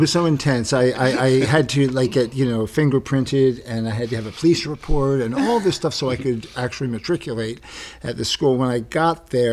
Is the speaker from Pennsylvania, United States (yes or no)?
yes; Philadelphia, Pennsylvania, United States; I'm from Pennsylvania. I'm from Philadelphia, suburbs of Philadelphia